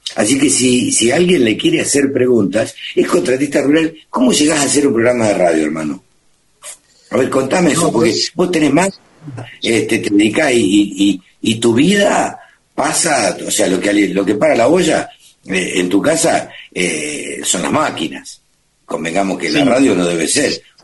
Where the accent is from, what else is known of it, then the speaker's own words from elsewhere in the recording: Maipú, Buenos Aires Province, Argentina; yo soy nací en Maipú y nací a los medios en Maipú, provincia de Buenos Aires, en mi pueblo.